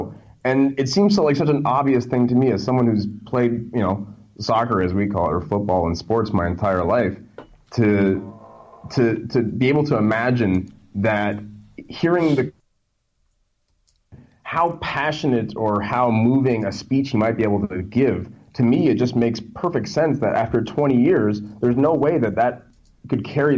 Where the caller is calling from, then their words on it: Alberta, Canada; Alberta, Canada.